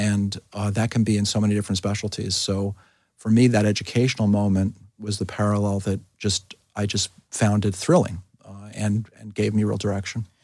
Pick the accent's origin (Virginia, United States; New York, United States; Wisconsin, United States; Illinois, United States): New York, United States; New York City; moved away as an adult; now in Philadelphia, United States; I grew up in New York City